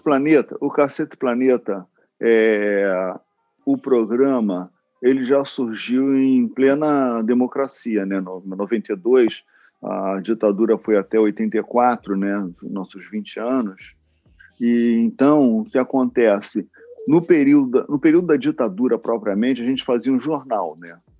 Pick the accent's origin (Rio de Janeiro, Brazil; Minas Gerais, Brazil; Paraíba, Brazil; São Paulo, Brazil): Rio de Janeiro, Brazil; eu nasci e fui criado na Vila da Penha, no, aqui no subúrbio do Rio de Janeiro